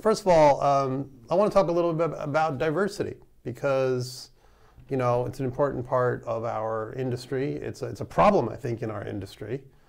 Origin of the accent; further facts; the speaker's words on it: New York, United States; now in Bay Area, United States; you and I, we're from New York